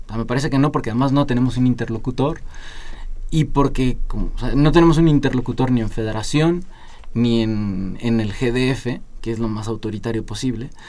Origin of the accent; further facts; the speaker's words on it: Mexico; como sociedad mexicana